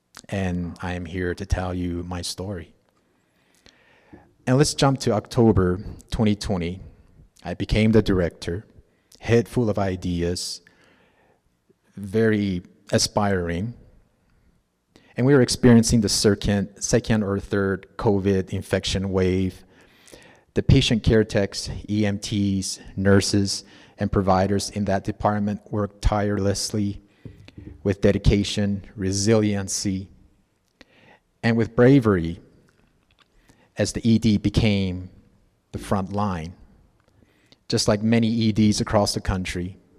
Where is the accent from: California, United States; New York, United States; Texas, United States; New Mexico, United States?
New Mexico, United States; Gallup; also born or lived in Zuni; Growing up in Gallup to me was the big city. My second community where I recall my family shopping at TGNY, eating at restaurants like La Baraka, watching homecoming parades and games.